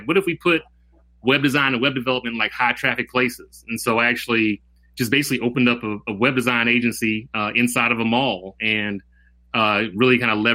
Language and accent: English; Atlanta, Georgia, United States; also born or lived in Stone Mountain; growing up on the East Side, you know, growing up downtown, growing up to Stone Mountain